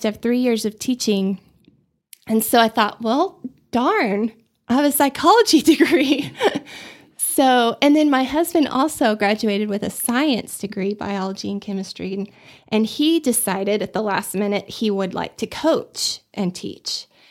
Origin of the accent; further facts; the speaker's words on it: Austin, Texas, United States; moved away as an adult; also born or lived in Dallas / Abilene; now in Amarillo, United States; I grew up in Austin, so, um, we moved there when I was two from Dallas